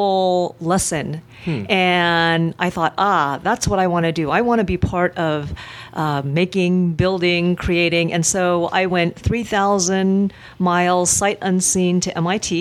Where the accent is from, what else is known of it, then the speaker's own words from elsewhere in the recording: Silicon Valley, California, United States; I was born and raised in the Silicon Valley